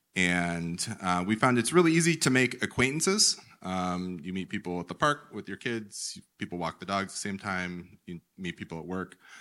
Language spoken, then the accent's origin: English; United States; as an American male